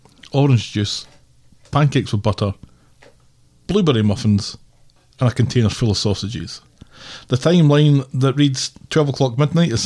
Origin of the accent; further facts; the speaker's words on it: United Kingdom; We're British